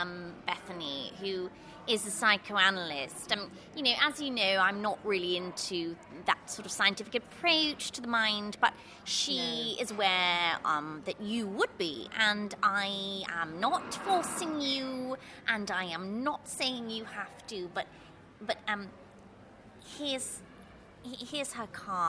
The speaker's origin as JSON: {"language": "English", "region": "England", "country": "United Kingdom", "said": "No, I say, okay, I'm English, don't worry about it. Yeah, I speak a bit of French, you know, from school."}